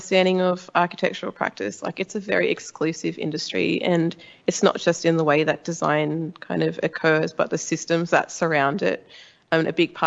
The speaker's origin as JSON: {"language": "English", "area": "Illawarra", "region": "New South Wales", "country": "Australia", "moved": "yes", "said": "I've been working on my own projects back on my home country on the south coast in the Illawarra of New South Wales"}